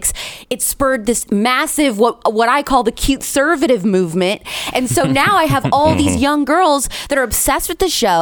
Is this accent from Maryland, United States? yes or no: no; Indiana, United States; I grew up in the Midwest. I'm an Indiana girl. I'm a Hoosier